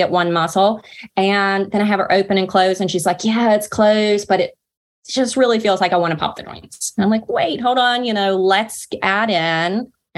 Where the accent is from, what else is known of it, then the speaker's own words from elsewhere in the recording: North Carolina, United States; accent: Southern drawl; I'm Southern and from North Carolina